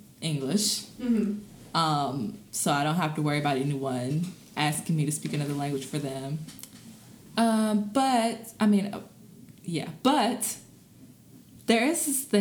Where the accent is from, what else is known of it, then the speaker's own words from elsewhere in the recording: Mississippi, United States; moved away as an adult; now in New Orleans, United States; I grew up in Mississippi